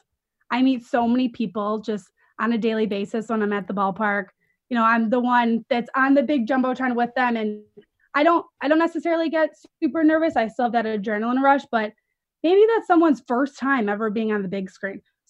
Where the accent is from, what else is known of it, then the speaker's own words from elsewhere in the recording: Chicago, Illinois, United States; also born or lived in Iowa; I'm from Chicago, from the suburbs, and I grew up, you know, watching these teams